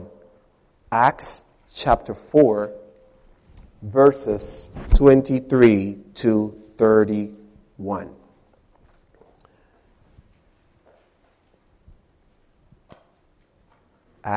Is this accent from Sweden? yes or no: no; Dominican Republic; English is a second language; moved away as an adult; now in United States; I'm not American. I am from the Dominican Republic.